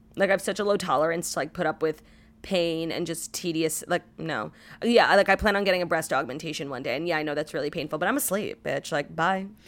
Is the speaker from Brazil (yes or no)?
no; New York City, New York, United States; new places in my hometown.